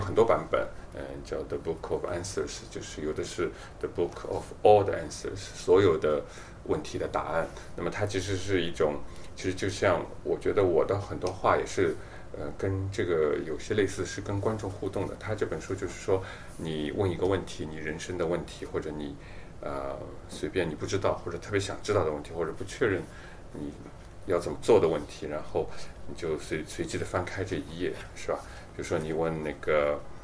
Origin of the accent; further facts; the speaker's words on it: southern China, China; 我是从小在南方